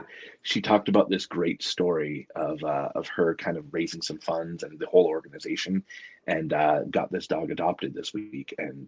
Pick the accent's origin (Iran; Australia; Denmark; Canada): Canada; I'm French Canadian, and my grandmother had this recipe called gâton